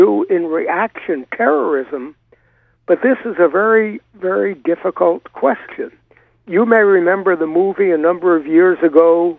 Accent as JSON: {"language": "English", "country": "United States", "said": "we as Americans, as American taxpayers"}